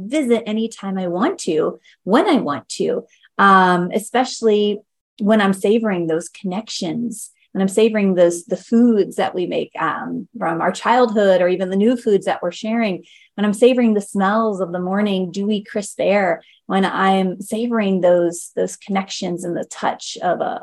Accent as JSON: {"language": "English", "town": "Baltimore", "region": "Ohio", "country": "United States", "tie": "born or raised there", "also_born_or_lived": "Pataskala, Ohio / Pickerington, Ohio", "moved": "yes", "said": "my hometown is Baltimore, Ohio, but I went to school from Pataskala, Ohio"}